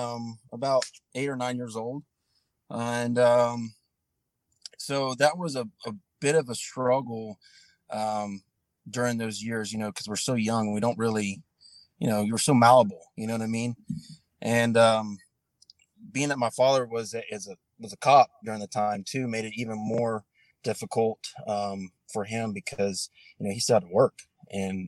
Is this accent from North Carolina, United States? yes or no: yes; Hendersonville, North Carolina, United States; I was born and raised in North Carolina, a small town called Hendersonville, which is just south of Asheville, north of Spartanburg